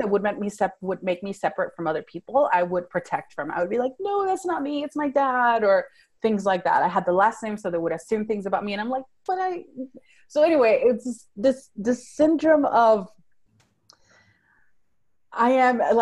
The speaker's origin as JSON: {"language": "English", "country": "Venezuela", "tie": "born or raised there", "first_language": "Spanish", "second_language": "English", "moved": "as an adult", "lives_now": "Fort Worth, United States", "said": "I was born and raised in Venezuela. That's South America. I grew up speaking Spanish, and then later on I spoke Italian up until age 15. So English is my third language."}